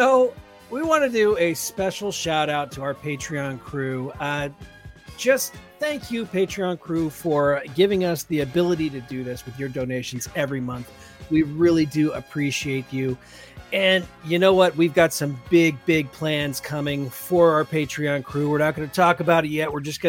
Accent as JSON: {"language": "English", "region": "California", "country": "United States", "said": "No, man, I'm like from Southern California. This is how we all talk, don't you know?"}